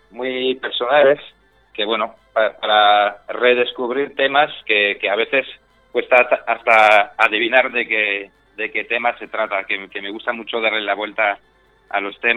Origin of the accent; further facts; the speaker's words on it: France; now in Spain; Eh, soy francés, pero vamos, de francés me queda poco, me queda que me gusta el queso, que huele mal, y eso es más o menos lo que me queda, porque llevo en España prácticamente la mitad de mi vida.